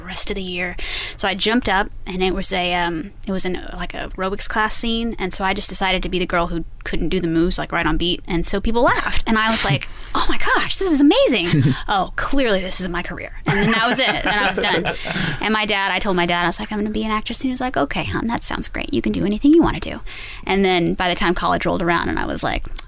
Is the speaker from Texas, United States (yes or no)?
yes; Texas, United States; we're from Texas